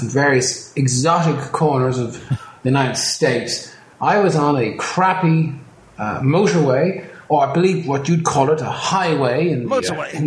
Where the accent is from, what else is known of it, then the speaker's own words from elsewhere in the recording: Ireland; As an Irish person